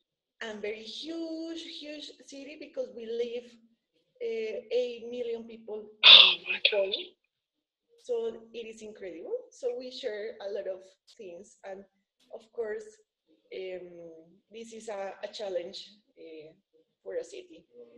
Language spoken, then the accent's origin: English; Bogotá, Colombia; English is a second language; I'm from Bogota originally